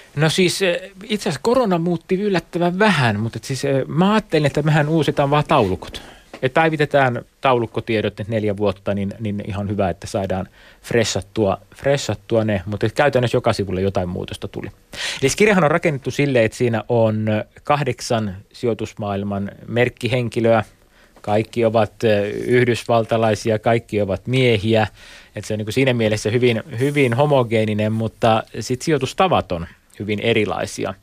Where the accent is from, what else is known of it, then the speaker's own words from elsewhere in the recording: Mikkeli, South Savo, Finland; mä oon Mikkelistä kotoisin